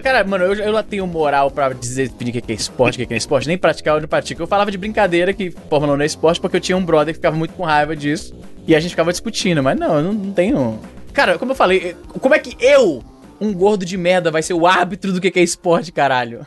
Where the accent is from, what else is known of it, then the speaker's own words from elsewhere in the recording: Brazil; a nossa identificação como brasileiro